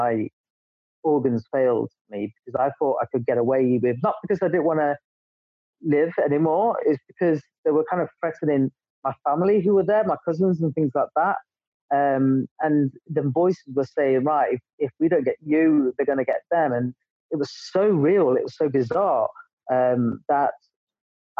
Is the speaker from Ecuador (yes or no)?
no; England, United Kingdom; moved away as an adult; also born or lived in Dubai; I'm English